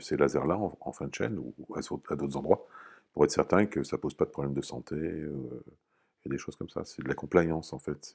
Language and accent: French; Normandy, France; moved away as an adult; Comme j'étais normand, je suis revenu dans la région